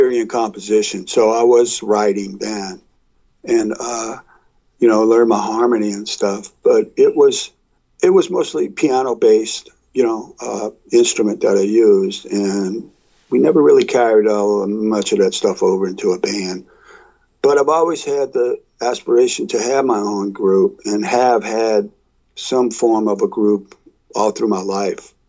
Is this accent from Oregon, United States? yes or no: no; New Orleans, Louisiana, United States; growing up in New Orleans